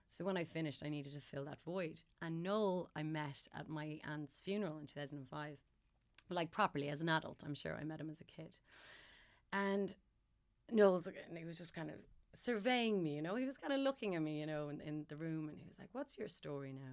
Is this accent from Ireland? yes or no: yes; Ireland; Mom was well, as supportive as an Irish parent would be